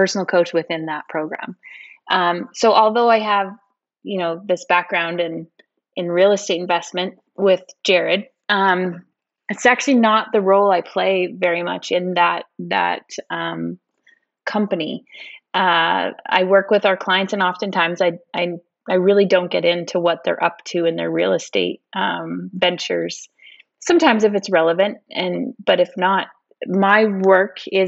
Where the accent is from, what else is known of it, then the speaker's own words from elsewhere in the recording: Northern Alberta, Canada; moved away as an adult; also born or lived in Edmonton; now in Kelowna, Canada; I'm originally from Northern Alberta